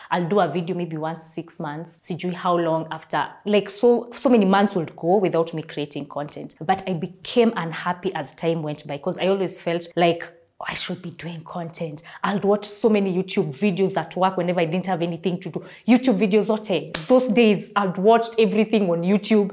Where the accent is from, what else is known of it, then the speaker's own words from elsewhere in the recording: Kenya; I am a content creator as well as a TV host and I hail from Kenya